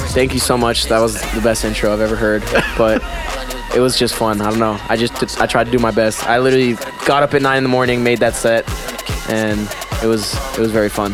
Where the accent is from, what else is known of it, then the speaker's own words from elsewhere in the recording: Pennsylvania, United States; I'm from Pennsylvania